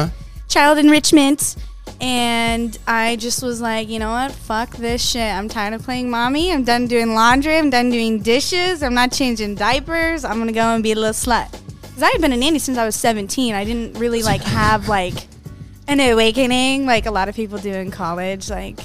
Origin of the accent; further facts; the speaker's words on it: Arizona, United States; I'm from Arizona